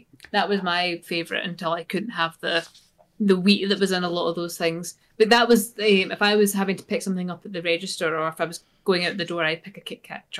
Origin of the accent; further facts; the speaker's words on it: Scotland, United Kingdom; That's just us being Scottish.